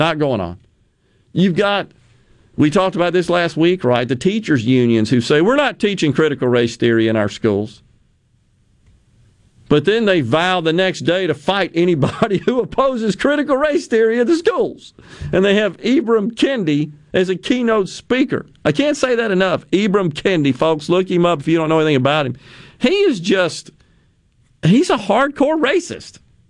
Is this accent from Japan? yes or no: yes; Okinawa, Japan; When I was growing up in Okinawa, we had typhoons spun the opposite way from a hurricane.